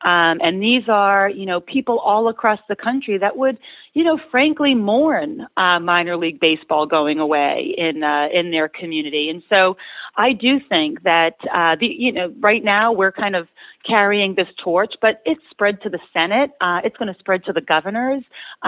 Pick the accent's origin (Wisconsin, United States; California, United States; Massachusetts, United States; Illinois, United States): Massachusetts, United States; Lowell; I grew up in Lowell